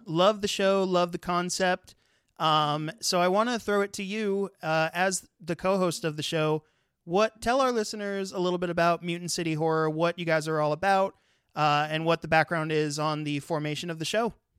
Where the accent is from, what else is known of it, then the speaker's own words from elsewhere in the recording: California, United States; moved away; I'm actually originally from California